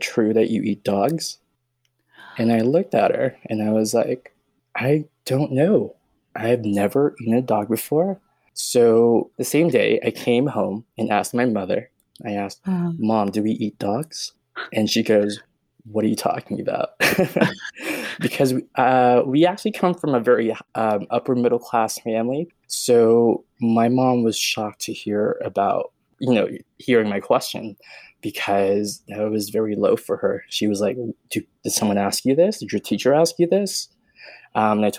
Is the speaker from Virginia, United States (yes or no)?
no; Bay Area, California, United States; born or raised there; moved away as an adult; now in Reno, United States